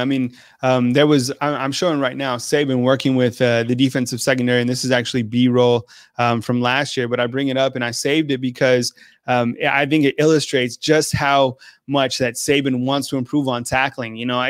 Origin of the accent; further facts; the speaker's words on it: Santa Fe, New Mexico, United States; moved away as an adult; also born or lived in Redondo Beach, California / Washington, D.C.; now in Southeastern United States; I grew up in New Mexico. I grew up in Santa Fe.